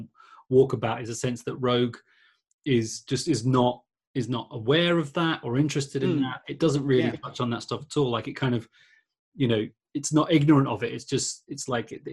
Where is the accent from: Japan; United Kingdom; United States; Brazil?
United Kingdom; England; as an English person